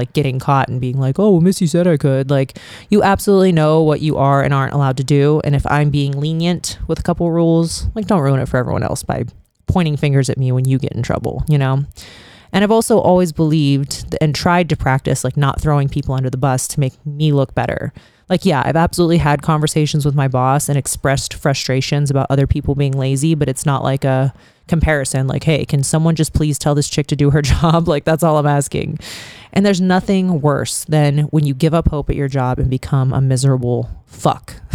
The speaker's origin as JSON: {"language": "English", "town": "Youngstown", "region": "Ohio", "country": "United States", "tie": "born or raised there", "moved": "yes", "lives_now": "Las Vegas, United States", "said": "my hometown of Youngstown"}